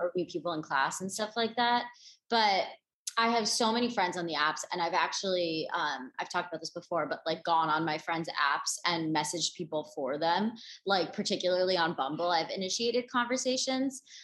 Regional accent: East Coast, United States; also born or lived in Los Angeles, California; now in New York, United States; I'm from the East Coast

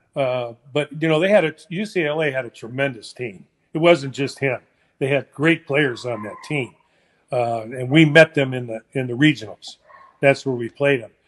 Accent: San Francisco, California, United States; I was born in San Francisco

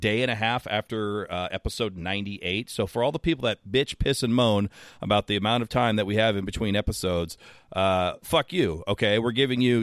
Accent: West Coast, United States; I'm from the West Coast

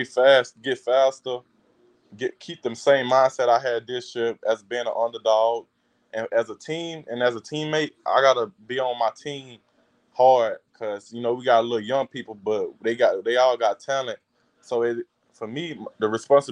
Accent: Louisiana, United States; LSU playing for my home state

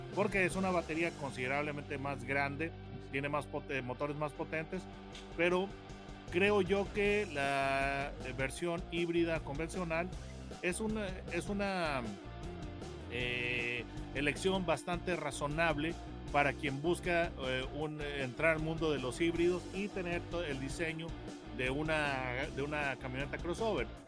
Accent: Mexico; yo como mexicano

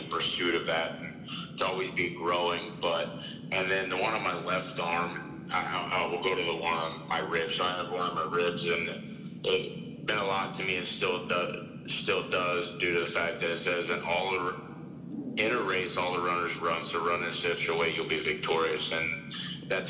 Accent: United States; I'm an American

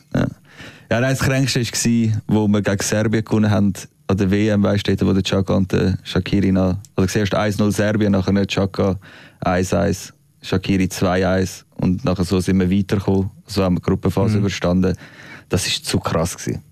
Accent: Switzerland; als Schweizer

